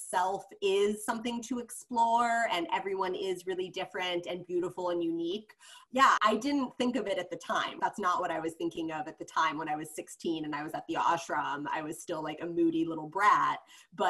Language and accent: English; Cleveland, Ohio, United States; now in New York, United States; where I was growing up in Cleveland